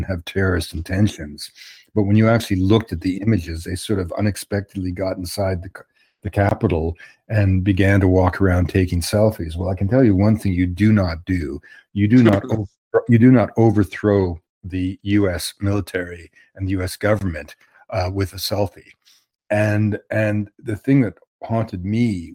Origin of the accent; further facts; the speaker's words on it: Canada; I'm a Canadian observer from afar